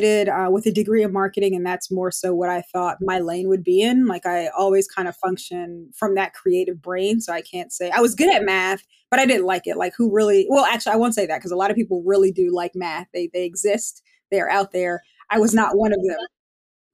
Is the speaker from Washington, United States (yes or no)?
no; Montclair, New Jersey, United States; I grew up in Montclair, New Jersey, born and raised, I guess, Jersey girl